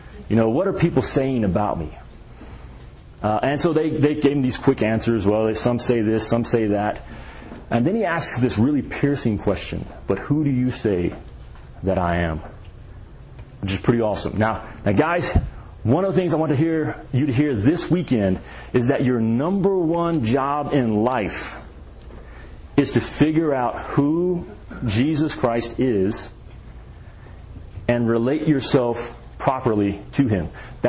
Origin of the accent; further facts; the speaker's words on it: the South, United States; In the South, we had a church pretty much on every corner. And we didn't have Boy Scouts in the small town that I'm from.